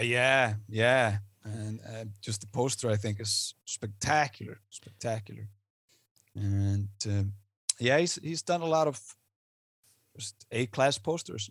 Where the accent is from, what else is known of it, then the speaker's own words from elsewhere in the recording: Iceland; I am Icelandic. I'm not American.